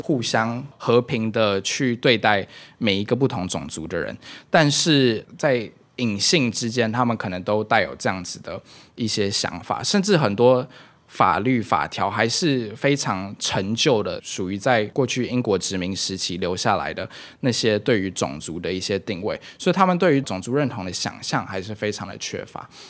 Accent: Taiwan; moved away; also born or lived in Myanmar; 因为自己身为一个台湾人吧

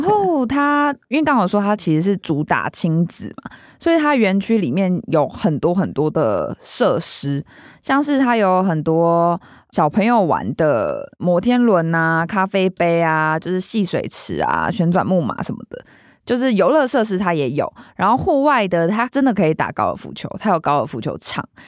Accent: Taoyuan, Taiwan; 它其实就在我老家附近

